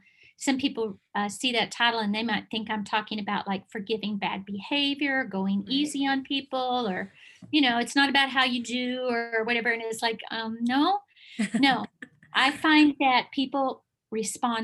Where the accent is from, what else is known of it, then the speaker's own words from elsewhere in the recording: Bible Belt, Southern United States, United States; I am from the Bible Belt